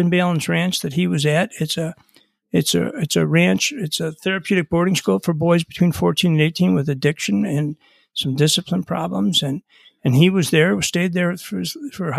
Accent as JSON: {"language": "English", "town": "Buffalo", "region": "New York", "country": "United States", "said": "I'm from Buffalo"}